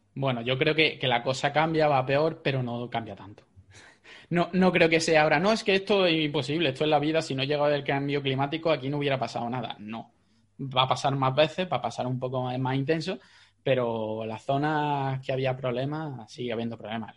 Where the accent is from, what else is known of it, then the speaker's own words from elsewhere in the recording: Jaén, Andalusia, Spain; yo soy de Jaén